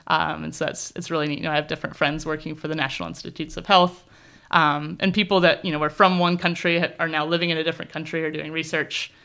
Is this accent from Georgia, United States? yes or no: no; southern Indiana, United States; moved away as an adult; also born or lived in California; now in New Zealand; I grew up on a farm in the southern part of Indiana